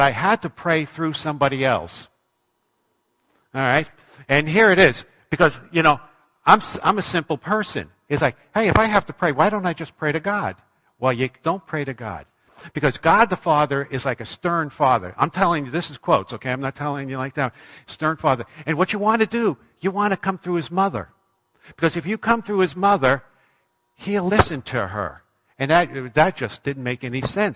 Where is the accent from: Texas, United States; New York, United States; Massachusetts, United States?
New York, United States; Long Island; moved away as an adult; also born or lived in Manchester, New Hampshire; I grew up in Long Island, New York